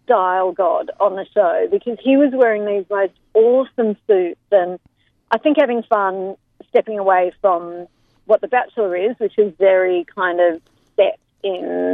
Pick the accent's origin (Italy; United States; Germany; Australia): Australia; Melbourne, Victoria; moved away as an adult; also born or lived in London, United Kingdom; it's my hometown, it's Rod Laver